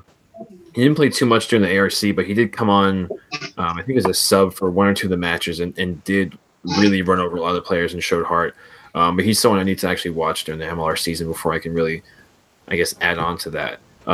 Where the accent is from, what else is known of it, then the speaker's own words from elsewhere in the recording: New Jersey, United States; also born or lived in Albany, New York; now in New York City, United States; I'm from New Jersey